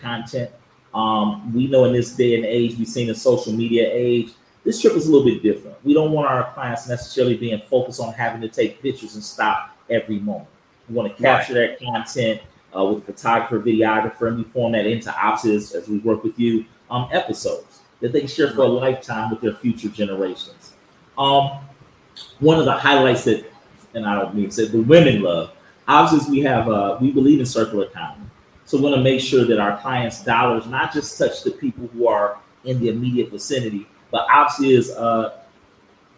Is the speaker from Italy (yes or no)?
no; United States; moved away as an adult; now in Accra, Ghana; I'm Ghanaian America, but I grew up in the States